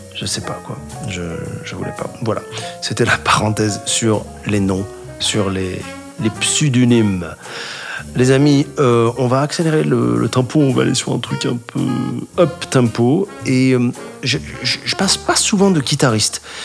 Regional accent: Casablanca, Casablanca-Settat, Morocco; Je suis né à Casablanca

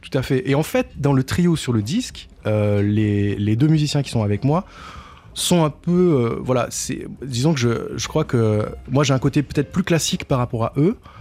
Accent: Tarbes, Occitania, France; now in Paris, France; je viens de, je viens de Tarbes plus exactement.

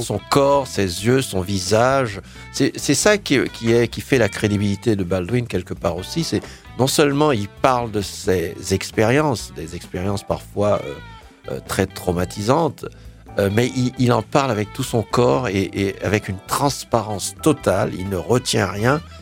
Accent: Haiti; en tant qu'haïtien, en tant que jeune noir

